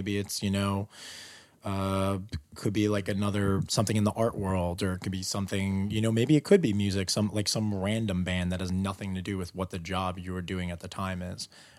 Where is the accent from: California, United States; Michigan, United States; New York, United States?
New York, United States; New York City; Born and raised in Queens.